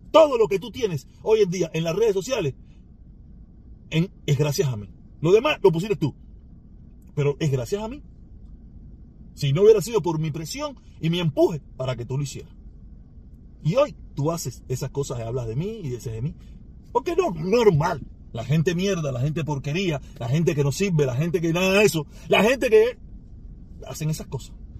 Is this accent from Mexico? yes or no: no; Cuba; Yo soy parte de ese pueblo. Yo soy uno más de ese pueblo.